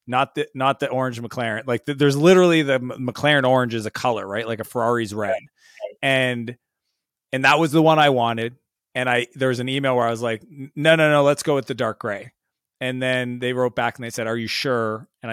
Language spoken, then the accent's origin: English; Canada; I had this fear at being Canadian.